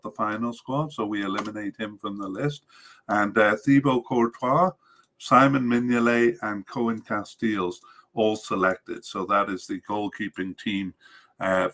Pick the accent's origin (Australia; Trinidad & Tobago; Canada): Canada; I'm Canadian